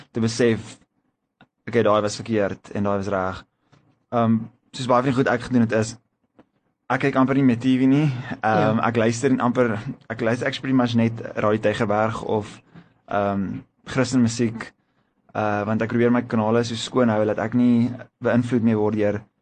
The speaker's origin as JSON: {"language": "Afrikaans", "town": "Stellenbosch", "region": "Western Cape", "country": "South Africa", "tie": "born or raised there", "also_born_or_lived": "Pretoria", "said": "ek het basically eintlik in Stellenbosch groot geword"}